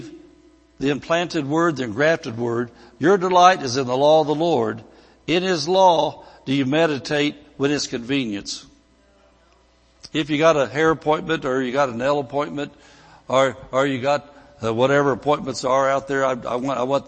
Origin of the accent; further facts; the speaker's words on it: Indiana, United States; moved away as an adult; I could have stayed back in Indiana